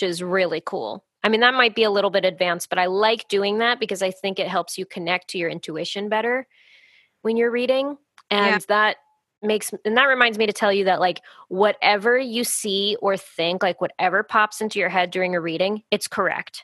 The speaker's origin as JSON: {"language": "English", "country": "United States", "said": "as an American"}